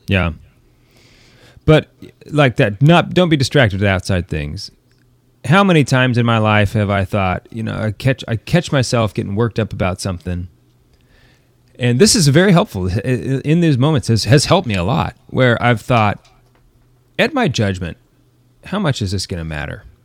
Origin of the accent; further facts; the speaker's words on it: United States; we're not Americans anymore